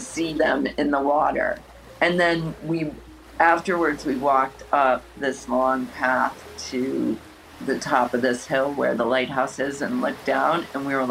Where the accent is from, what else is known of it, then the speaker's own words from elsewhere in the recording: Midwest Illinois, United States; now in New York City, United States; Being from the Midwest